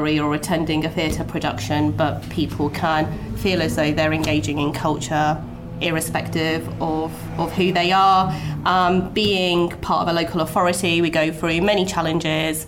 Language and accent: English; Southampton, South East England, United Kingdom; I'm born and bred Southampton. I grew up in Southampton's inner city on free school meals